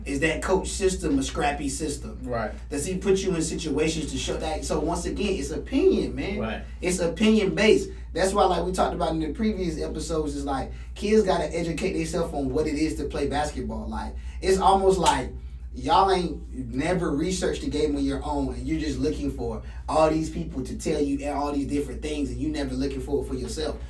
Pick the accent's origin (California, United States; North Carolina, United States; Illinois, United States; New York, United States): North Carolina, United States; Raleigh; I'm from Raleigh